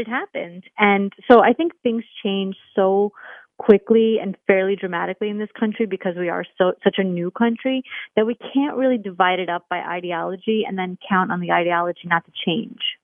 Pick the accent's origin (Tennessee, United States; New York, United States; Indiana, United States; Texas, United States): New York, United States; New York City; I'm a New Yorker